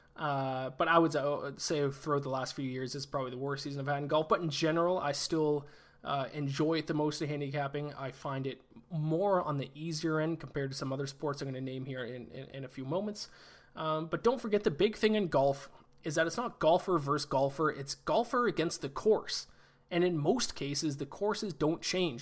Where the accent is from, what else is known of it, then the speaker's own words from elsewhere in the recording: Canada; I played hockey my whole life, obviously, being Canadian